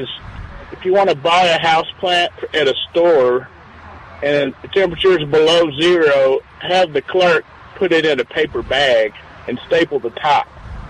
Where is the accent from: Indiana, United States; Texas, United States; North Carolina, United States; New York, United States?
Texas, United States; San Antonio; Oh no, I'm from San Antonio.